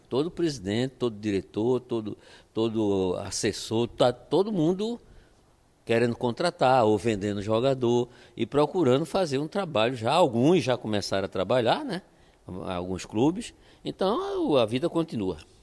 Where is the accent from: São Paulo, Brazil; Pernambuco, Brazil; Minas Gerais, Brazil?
Pernambuco, Brazil; Olinda; eu sou olindense, né? Claro, sendo olindense é pernambucano, mas eu sou olindense. Me, me, nasci em Olinda, me criei